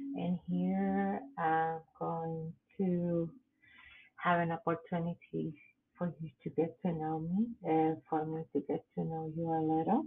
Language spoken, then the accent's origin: English; Puerto Rico; English is a second language; moved away as an adult; now in Waco, United States; I come from beautiful island, from Puerto Rico. I came to live in the United States in 1996, and I've been in Waco, Texas since then